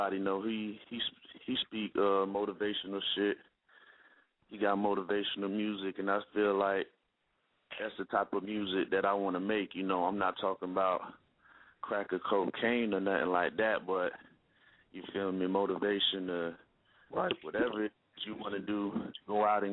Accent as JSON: {"language": "English", "town": "Palm Beach", "region": "Florida", "country": "United States", "said": "I'm from the Palm Beach"}